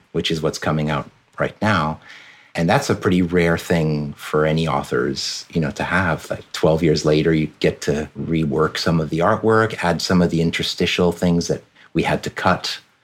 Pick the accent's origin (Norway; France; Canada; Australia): France; moved away; So my dad's American, my mom's French. I grew up in France pretty much my entire childhood